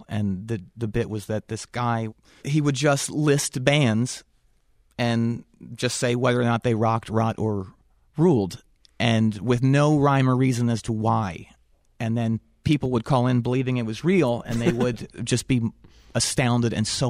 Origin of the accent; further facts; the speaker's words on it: Pennsylvania, United States; I grew up near Philadelphia, but I joined a band in Winston-Salem